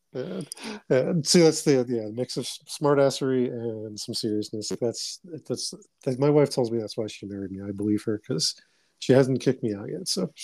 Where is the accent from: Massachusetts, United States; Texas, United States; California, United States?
Massachusetts, United States; Boston; moved away; I grew up in Dorchester, Massachusetts